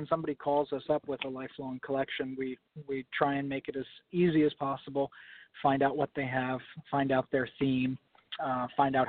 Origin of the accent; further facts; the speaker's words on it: New York City, New York, United States; I grew up in the New York City area